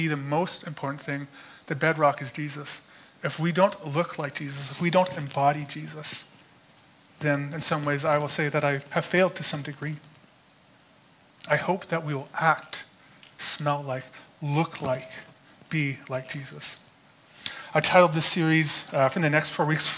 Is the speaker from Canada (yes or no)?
yes; Alberta, Canada; Growing up in Alberta, usually I just did landscaping every summer